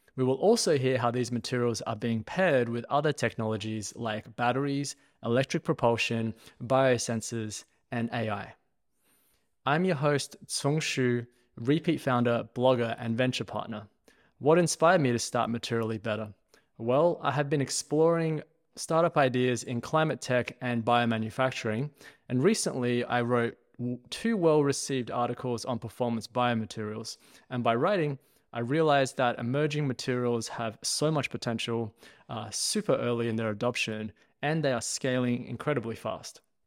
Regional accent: Australia; accent: Australian; now in Austin, United States; my accent is actually Australian, but I do now live in Austin, Texas

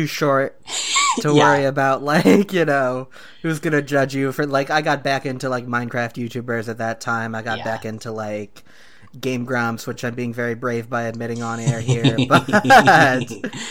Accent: Detroit, Michigan, United States; I grew up in Detroit in the 2000s

